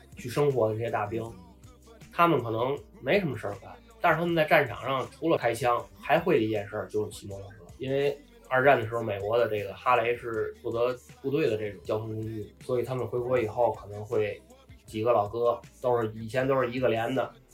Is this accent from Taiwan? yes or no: no; China; moved away as an adult; now in Phuket, Thailand; 知道我们是中国人